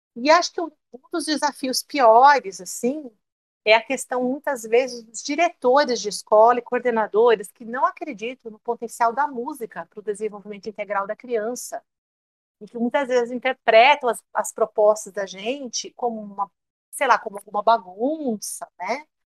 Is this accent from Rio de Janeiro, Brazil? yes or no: no; São Paulo, Brazil; moved away as an adult; now in Cuiabá, Brazil; eu dava aula de educação musical lá em São Paulo, a cidade onde eu nasci